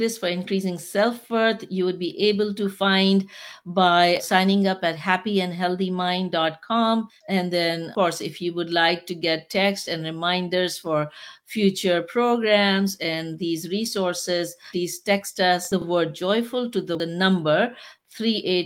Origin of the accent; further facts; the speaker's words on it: Pakistan; moved away; I'm from Pakistan